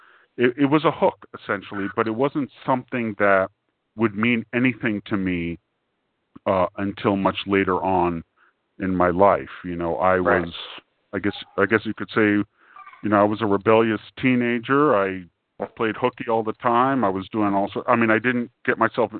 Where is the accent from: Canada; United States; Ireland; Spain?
United States; New York City, New York; because I came from New York City